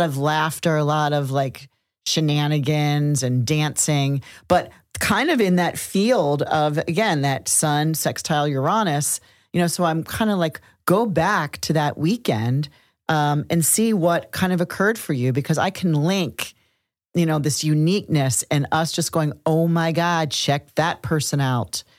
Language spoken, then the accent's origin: English; Cincinnati, Ohio, United States; moved away; In Cincinnati, Ohio, my hometown